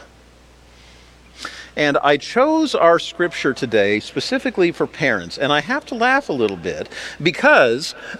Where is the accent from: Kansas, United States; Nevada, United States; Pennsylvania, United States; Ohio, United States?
Kansas, United States; Wichita; when I was growing up in Wichita